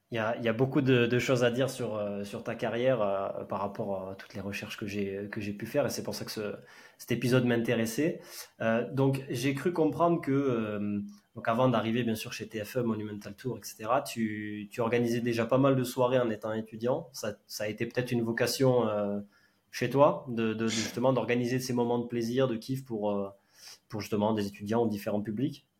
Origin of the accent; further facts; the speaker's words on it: southern France, France; now in Lyon, France; je viens du sud